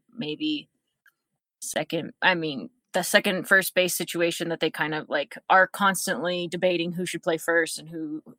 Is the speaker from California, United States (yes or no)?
yes; San Diego, California, United States; you know, I'm from San Diego, so of course I watch a lot of Padres games as well